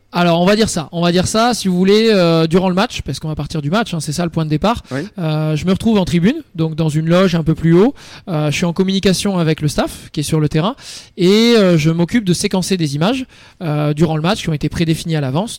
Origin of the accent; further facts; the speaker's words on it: Croix, Hauts-de-France, France; moved away; also born or lived in Le Touquet; Je suis né, je suis né à Croix, près de Lille, et j'ai vécu une douzaine d'années dans le nord de la France